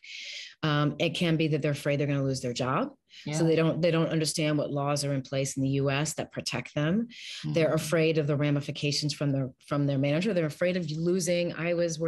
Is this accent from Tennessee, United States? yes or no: no; Westport, Connecticut, United States; now in Los Angeles, United States; I live in Los Angeles, California, and I grew up in Westport, Connecticut